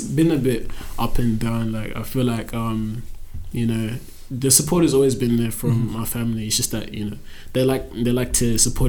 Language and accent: English; Christchurch, Canterbury, New Zealand; also born or lived in Zimbabwe; now in Perth, Australia; I'm basically just a young rapper based in Perth. I was born in Christchurch, New Zealand, but my family heritage is from Zimbabwe.